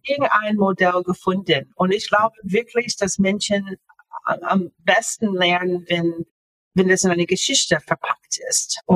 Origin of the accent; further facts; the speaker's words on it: Florida, United States; German is a second language; moved away as an adult; also born or lived in Japan / Northern Germany; now in Germany; ich bin in den USA aufgewachsen, ähm, in Florida aufgewachsen